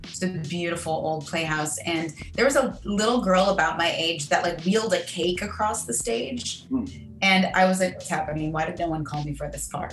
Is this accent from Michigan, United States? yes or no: yes; Manistee, Michigan, United States; also born or lived in Grand Rapids, Michigan; I was born in Grand Rapids, Michigan, and um, and then I grew up a, a bit north of there in, in a very small uh, town